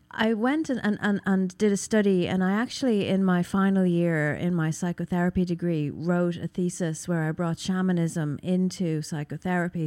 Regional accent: Ireland; I'm from Ireland, but I've got, you know, ancestral roots in Russia

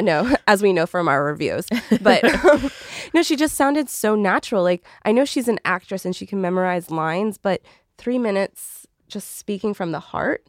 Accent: Canada; I'm Canadian

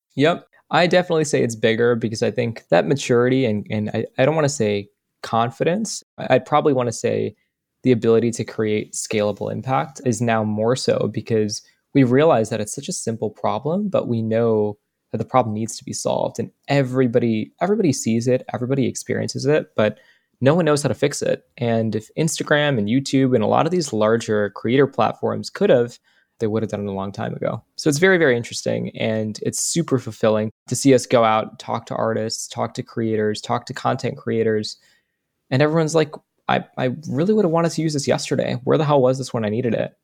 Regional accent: United States; as an American

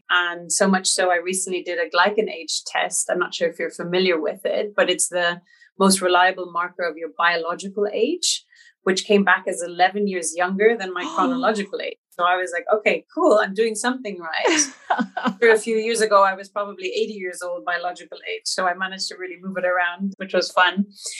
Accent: New York, United States; born there; So I was born in New York, and I was born to a German father who had been living 12 years in Central America.

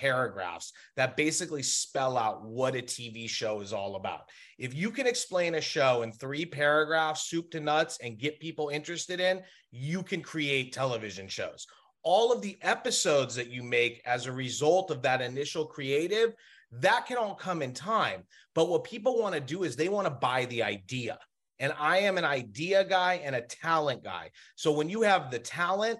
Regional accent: Los Angeles, California, United States; there is a very small community in which we grew up in Los Angeles

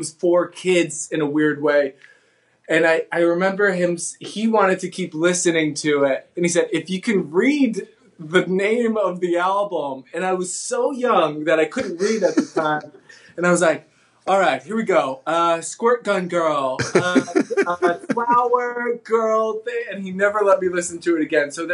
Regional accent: New Jersey, United States; I'm from New Jersey

